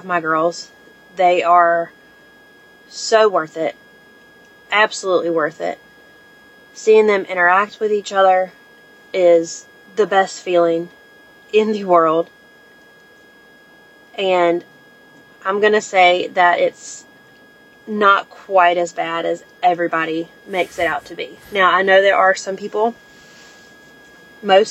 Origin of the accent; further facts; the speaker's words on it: Eastern North Carolina, United States; I'm from Eastern North Carolina.